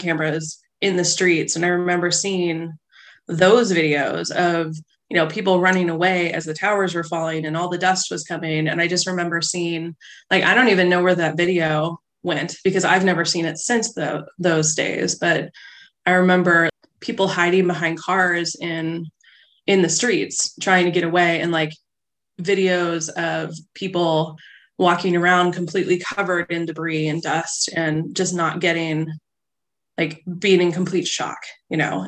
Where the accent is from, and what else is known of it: United States